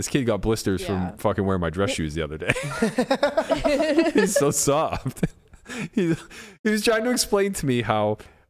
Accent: United States; We're so American, man.

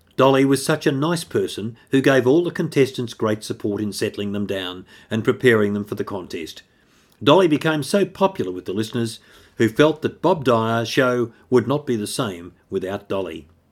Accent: Australia; my hometown of Catamountite

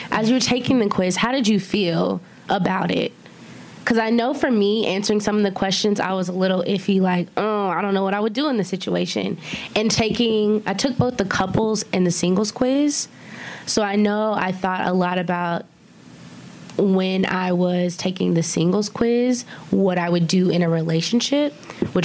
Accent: Auburn, Alabama, United States; I'm from Auburn, Alabama

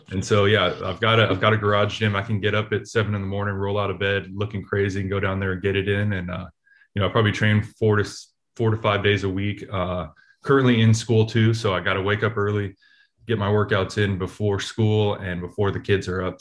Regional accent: Oakland, California, United States; I grew up in Oakland.

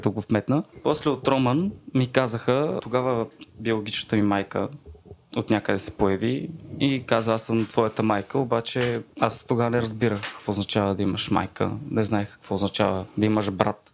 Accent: Vratsa, Vratsa Province, Bulgaria; съм от Враца

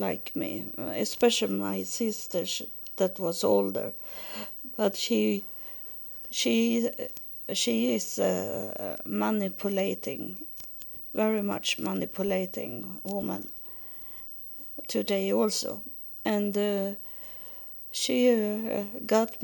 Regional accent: Sweden; I was born in December 9, so it was very cold. In that time, it was colder in Sweden

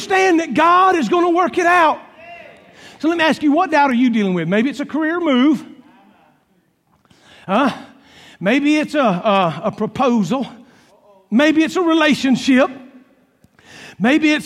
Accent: Columbus, Georgia, United States; also born or lived in Claxton, Georgia; I grew up in Columbus, Georgia

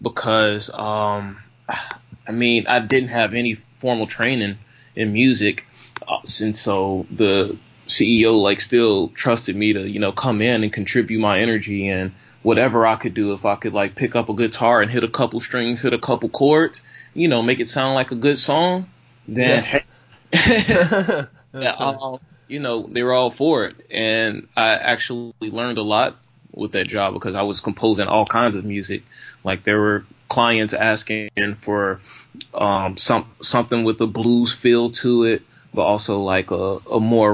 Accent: Chicago, Illinois, United States; also born or lived in Buffalo, New York; now in New York City, United States; I went back to my hometown, Chicago

